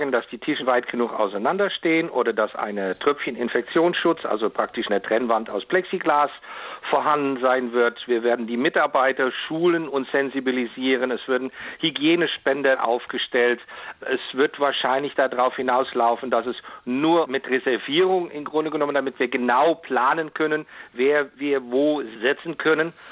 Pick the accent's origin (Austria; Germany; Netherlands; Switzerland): Netherlands; German is a second language; also das darf ich jetzt mal so als Holländer sagen